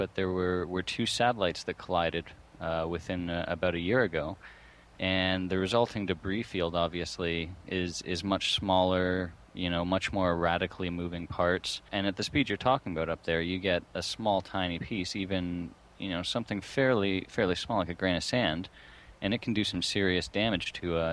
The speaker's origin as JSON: {"language": "English", "country": "Canada", "said": "We're both Canadian"}